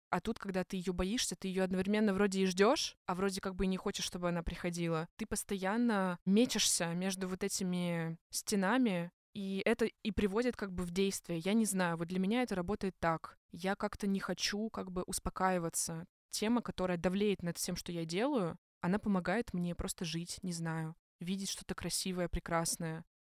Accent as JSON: {"language": "Russian", "town": "Ozersk", "region": "Chelyabinsk Oblast", "country": "Russia", "tie": "born or raised there", "moved": "yes", "said": "я приехала на лето в, в Озерск, где я родилась, на Урале"}